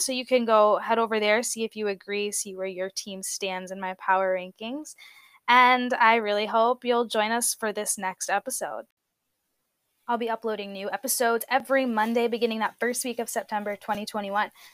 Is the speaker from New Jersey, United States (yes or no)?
yes; New Jersey, United States; I'm from New Jersey